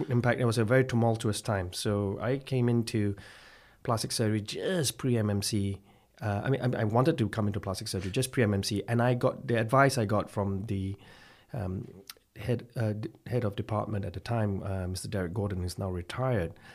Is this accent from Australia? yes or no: no; Malaysia; now in Belfast, United Kingdom; I'm from Malaysia, actually, and I've, uh, hailed from a small little town called Sathyawan in Malaysia with a population of less than ten thousand at a time.